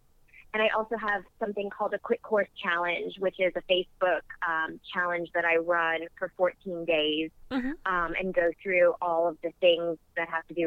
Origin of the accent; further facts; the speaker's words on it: New York, United States; moved away as an adult; now in South Carolina, United States; I was born and bred in New York